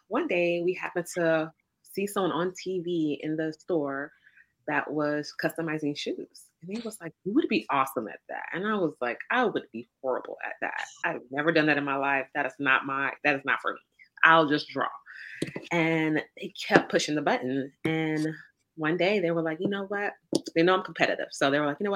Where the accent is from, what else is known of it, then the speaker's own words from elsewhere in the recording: Dallas, Texas, United States; also born or lived in McKinney, Texas / Frisco, Texas; I am homegrown from Dallas, Texas, born and raised. Texas my whole life. I grew up in North Dallas.